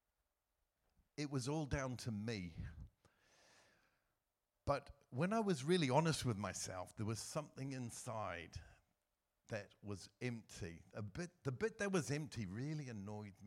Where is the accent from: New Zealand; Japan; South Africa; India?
New Zealand; moved away as an adult; also born or lived in Asia; now in United Kingdom; I was raised in New Zealand